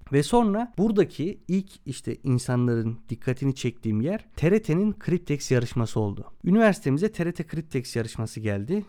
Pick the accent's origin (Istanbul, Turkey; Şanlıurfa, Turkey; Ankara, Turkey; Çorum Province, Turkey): Çorum Province, Turkey; also born or lived in Adana; 16 Şubat 1995'te Çorum'da doğdum